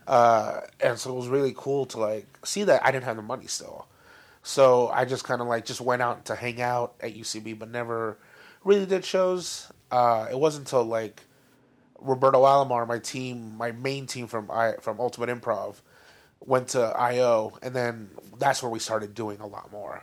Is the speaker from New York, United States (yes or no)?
no; Downey, California, United States; the high schools in our area. So like Warren